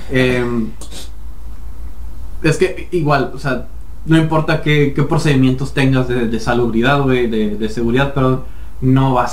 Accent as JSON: {"language": "Spanish", "country": "Mexico", "said": "está el, el, pinche, la variable, somos mexicanos."}